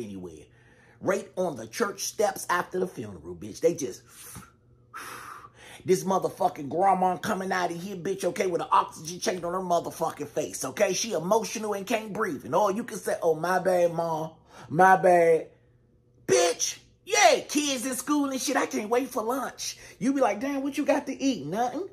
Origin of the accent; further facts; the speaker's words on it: Washington, District of Columbia, United States; my hometown DC